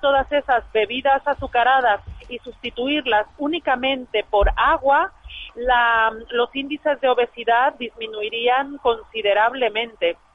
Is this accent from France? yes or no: no; Mexico; now in Spain; yo soy mexicana